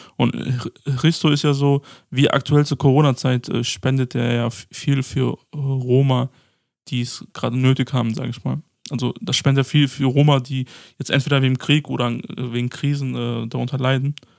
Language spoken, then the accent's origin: German; Mainz, Rhineland-Palatinate, Germany; aus Mainz